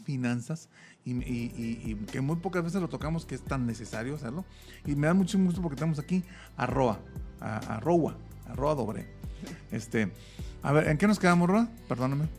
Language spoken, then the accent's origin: Spanish; Monterrey, Nuevo León, Mexico; moved away; yo no soy de aquí, pero yo vengo un poquito más cerquita, yo soy de Monterrey